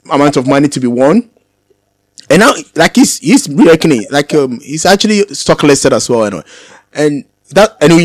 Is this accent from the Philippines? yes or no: no; Ghana; growing up in Ghana